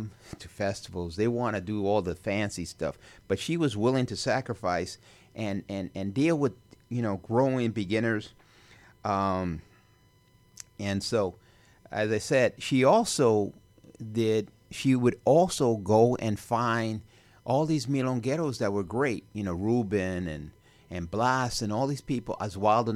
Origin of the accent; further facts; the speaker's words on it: Chicago, Illinois, United States; I was from Chicago